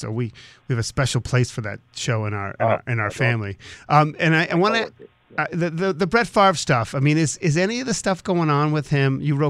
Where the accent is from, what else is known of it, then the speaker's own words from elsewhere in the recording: Boston, Massachusetts, United States; I was obsessed with Flutie because I'm from Boston.